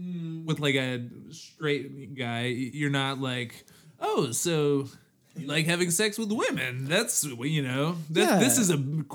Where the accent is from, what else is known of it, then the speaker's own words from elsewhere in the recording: Chicago, Illinois, United States; now in California, United States; being from Chicago was like so core to my identity